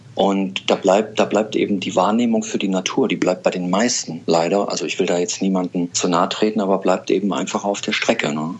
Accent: Germany; bei uns in Deutschland

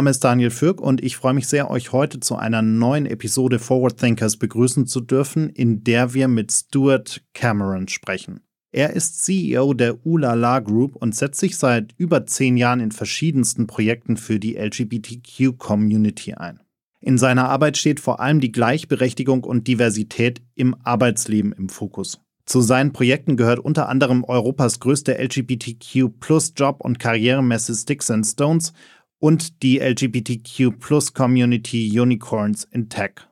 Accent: Munich, Bavaria, Germany; moved away as an adult; now in Berlin, Germany; Ja, ich bin gebürtiger Münchner.

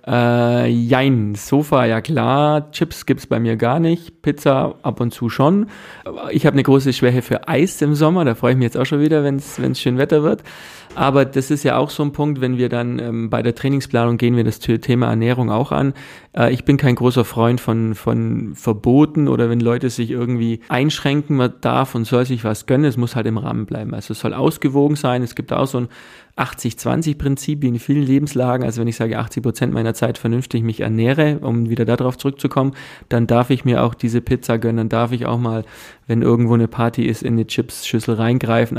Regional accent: Germany; bei uns in Deutschland

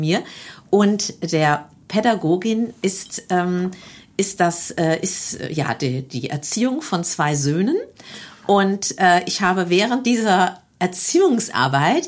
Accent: Neuwied, Rhineland-Palatinate, Germany; Also ich bin aus Feldkirchen gebürtig, mhm. aus dem Stadtteil Feldkirchen, bin hier äh, am rhein gymnasium zur Schule gegangen

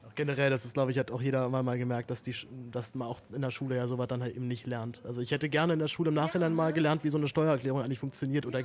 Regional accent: Berlin, Germany; ich bin in Berlin aufgewachsen

